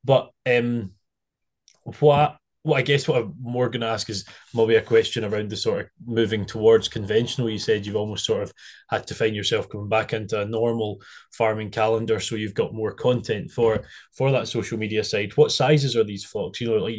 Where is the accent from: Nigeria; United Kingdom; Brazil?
United Kingdom; Arran, Scotland; moved away; I'm from Arran, so... When I was back for summer last year, I had a bit of a shot and I absolutely loved it.